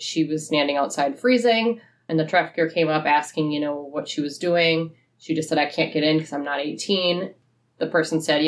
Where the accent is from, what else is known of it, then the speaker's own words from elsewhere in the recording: Eau Claire, Wisconsin, United States; I grew up in Eau Claire literally almost my whole life